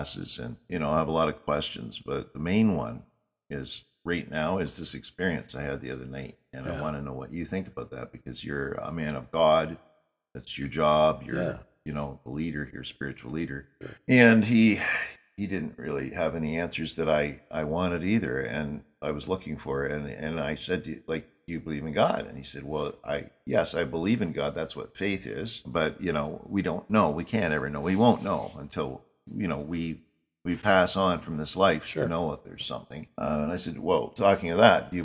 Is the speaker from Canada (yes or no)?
yes; Canada; I was born in Canada. I live in a Canadian country